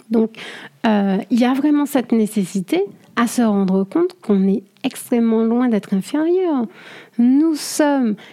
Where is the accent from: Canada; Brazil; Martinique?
Martinique; je suis martiniquaise